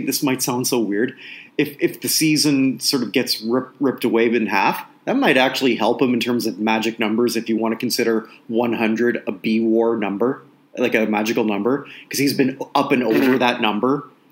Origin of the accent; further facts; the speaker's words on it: Toronto, Ontario, Canada; I grew up in Toronto